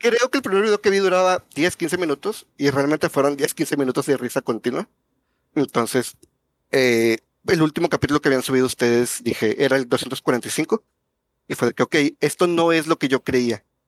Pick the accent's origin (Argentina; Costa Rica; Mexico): Mexico; Monterrey, Nuevo León; yo vivo muy lejos de ustedes, yo soy de Monterrey